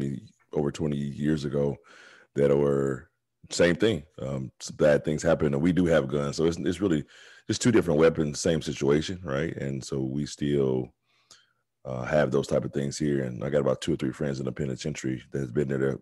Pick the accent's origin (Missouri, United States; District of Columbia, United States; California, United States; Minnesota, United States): Missouri, United States; East St. Louis, Missouri area, United States; I come from East St. Louis, Kansas City, Missouri area.